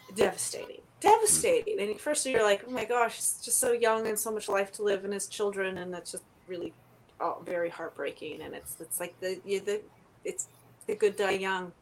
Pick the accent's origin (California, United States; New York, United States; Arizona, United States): California, United States; Palos Verdes; also born or lived in Vancouver, Canada / Toronto, Canada; I grew up in Palos Verdes, so living in California my whole life